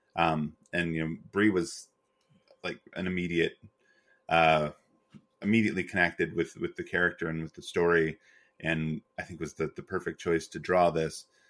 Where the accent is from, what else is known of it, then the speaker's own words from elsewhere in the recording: Western North Carolina, United States; I grew up largely in Western North Carolina